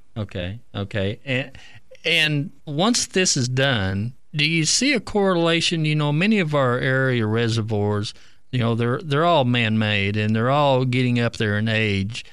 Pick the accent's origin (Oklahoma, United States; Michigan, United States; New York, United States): Oklahoma, United States; Keystone Lake; I grew up on Keystone and, uh, was fortunate to fish it, uh, back in the sixties